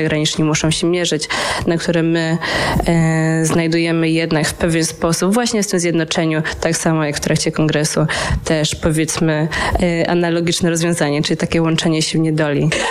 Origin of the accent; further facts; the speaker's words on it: Poland; now in Netherlands; naszej polskiej społeczności, czy to studentów, czy to ogólnie polskiej społeczności w Holandii